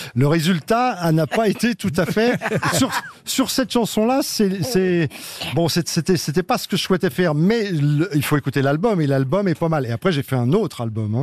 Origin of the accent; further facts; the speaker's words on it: Paris, Île-de-France, France; où j'étais, c'est ce que je raconte, c'était une sorte de Paris, le 18e, parce que je suis un vrai Parisien